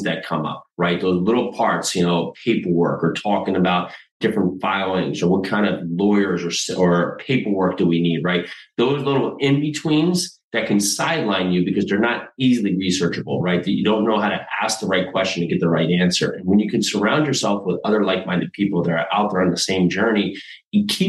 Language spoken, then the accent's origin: English; New Jersey, United States; moved away as an adult; also born or lived in New York City; now in Tennessee, United States; So I'm in Tennessee now. I grew up in New Jersey.